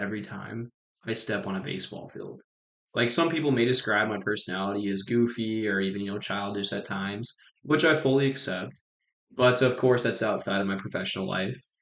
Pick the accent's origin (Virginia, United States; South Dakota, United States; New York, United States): South Dakota, United States; Wagner; I'm from Wagner